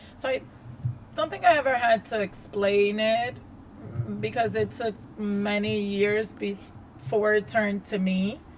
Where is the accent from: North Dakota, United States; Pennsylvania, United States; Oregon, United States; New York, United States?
New York, United States; also born or lived in Dominican Republic; I grew up in New York